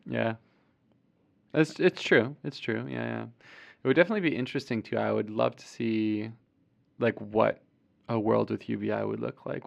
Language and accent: English; Clarence, New York, United States; my hometown of Clarence, New York